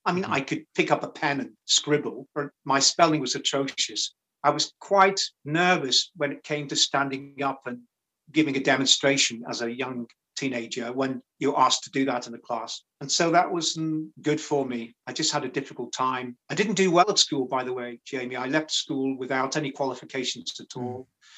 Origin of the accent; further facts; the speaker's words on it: Rock Ferry, North West England, United Kingdom; So that was my early years, really, of growing up in Rock Ferry.